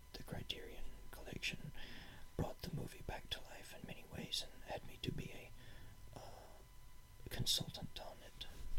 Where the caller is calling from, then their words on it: Berlin, Germany; Yes, this is me. I am broadcasting from Berlin through this.